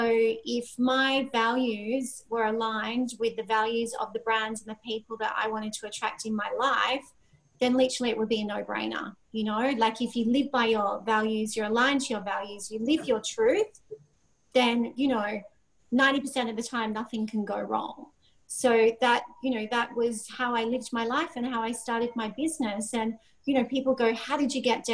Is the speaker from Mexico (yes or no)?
no; Sydney, New South Wales, Australia; I'm a girl from Sydney, Australia. I came from a normal upbringing